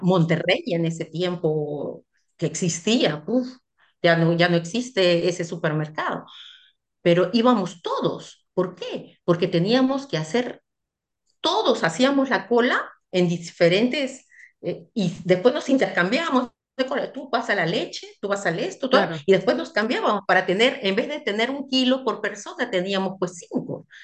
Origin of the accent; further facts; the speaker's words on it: Peru; moved away as an adult; also born or lived in Central African Republic; now in France; Yo me fui de Perú la primera vez a, los 25 años